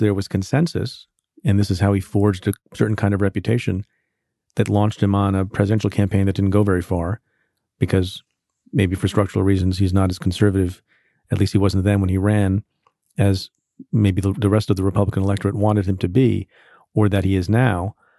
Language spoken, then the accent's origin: English; New York, United States